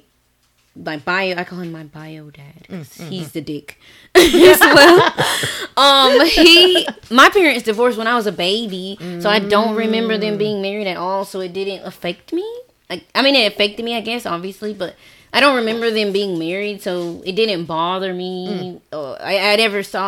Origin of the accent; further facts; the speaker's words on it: the South, United States; moved away; I'm from the South